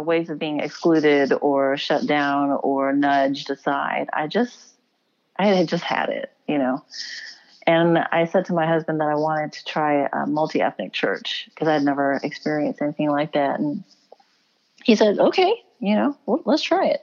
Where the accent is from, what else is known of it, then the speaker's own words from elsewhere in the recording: Houston, Texas, United States; I was born and raised in Houston, Texas